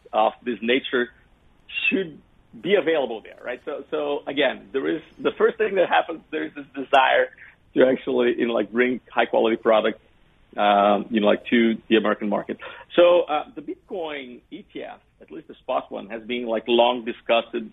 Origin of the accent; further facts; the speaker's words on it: Brazil; we went to Brazil, which is my home country.